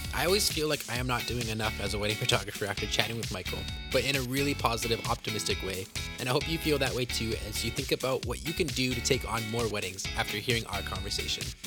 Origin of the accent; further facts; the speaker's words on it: Canada; being Canadian